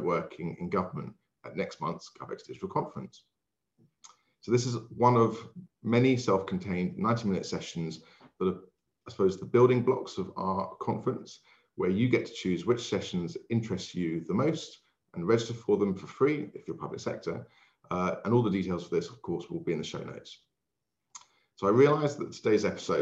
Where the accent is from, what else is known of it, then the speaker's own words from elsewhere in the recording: Essex, East of England, United Kingdom; moved away; I'm originally from Essex. And even though life has led me many miles away from the county of my birth